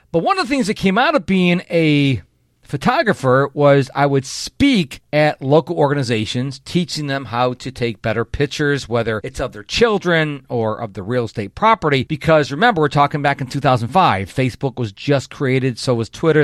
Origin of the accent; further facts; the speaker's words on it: Rochester, New York, United States; moved away as an adult; now in Houston, United States; in my hometown of Rochester, New York